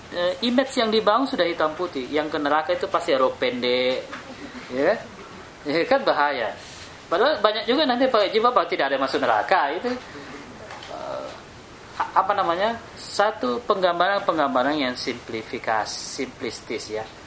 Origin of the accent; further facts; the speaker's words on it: Makassar, South Sulawesi, Indonesia; Di kampung saya di Makassar